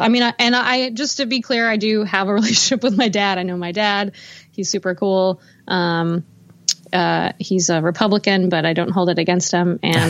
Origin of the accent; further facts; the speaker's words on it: Houston, Texas, United States; also born or lived in Los Angeles / Nashville; I was born in Houston and, I grew up there. But I actually moved around a lot. My mom moved us around a lot. So I feel like I'm from Texas, but I also feel like I'm from LA.